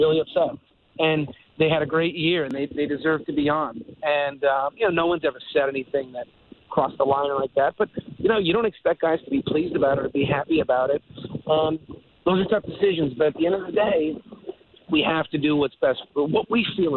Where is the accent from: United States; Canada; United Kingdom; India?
Canada; Montreal, Quebec; moved away; my experience growing up in Montreal